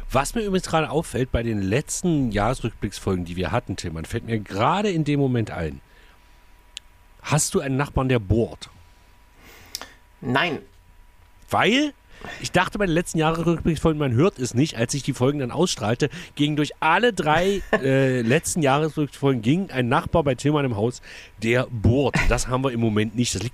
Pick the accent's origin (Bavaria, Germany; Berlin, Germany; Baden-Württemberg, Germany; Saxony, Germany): Berlin, Germany; Ich bin ja aus Berlin